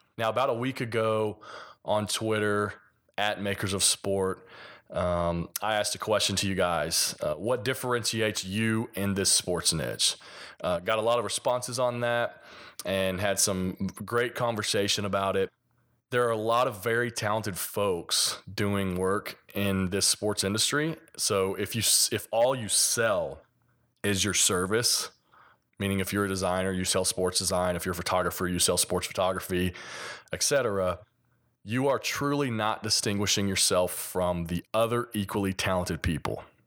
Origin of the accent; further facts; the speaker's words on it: Kentucky, United States; accent: hillbilly; I'm from Kentucky, so a little bit of my, uh, hillbilly accent